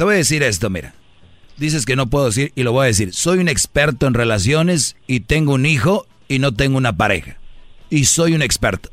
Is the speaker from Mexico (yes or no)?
yes; northern Mexico, Mexico; Soy de, del norte